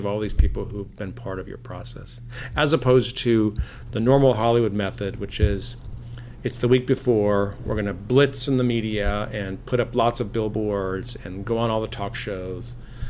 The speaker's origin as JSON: {"language": "English", "country": "Japan", "tie": "born or raised there", "moved": "as an adult", "said": "I grew up in Japan. My parents were missionaries in Japan, so I lived there till I was 18."}